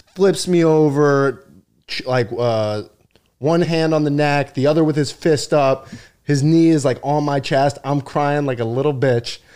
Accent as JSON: {"language": "English", "area": "Long Island", "region": "New York", "country": "United States", "tie": "born or raised there", "said": "I'm Long Island"}